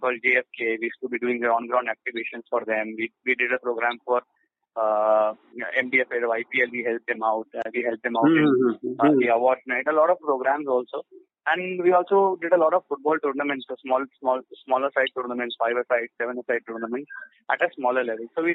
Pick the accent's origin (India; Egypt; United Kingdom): India; I was from India at that time.